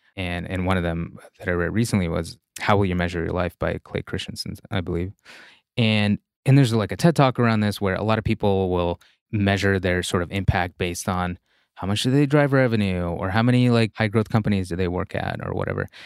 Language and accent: English; Russia; English is a second language; moved away; there's a certain mental model I grew up with in Russia